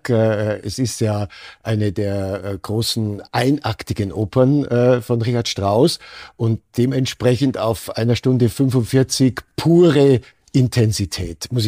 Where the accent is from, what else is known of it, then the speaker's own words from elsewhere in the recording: Germany; now in Austria; Regeln in Österreich, sind nicht so streng ausgelegt worden wie in anderen Ländern, zum Beispiel in meiner Heimat Deutschland.